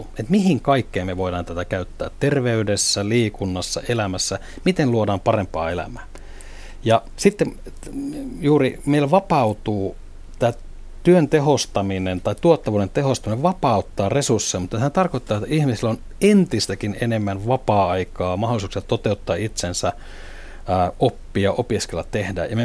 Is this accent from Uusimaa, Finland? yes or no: no; Oulu, North Ostrobothnia, Finland; olen alun perin oululainen ja, ja näin sen, voisi sanoa, Nokian suuruuden Oulussa